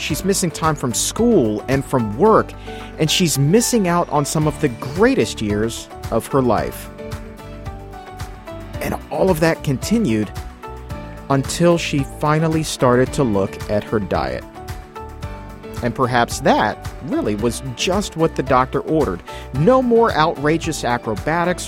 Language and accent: English; the South, United States; Growing up in the South